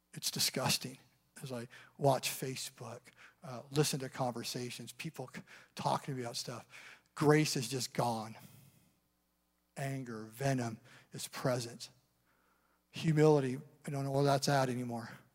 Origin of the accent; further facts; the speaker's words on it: Eastern Washington, United States; now in Seattle area, United States; I grew up in Eastern Washington, up in the mountains